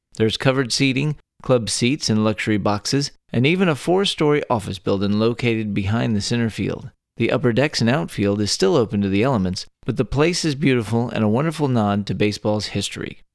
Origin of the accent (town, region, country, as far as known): Texas, United States; born or raised there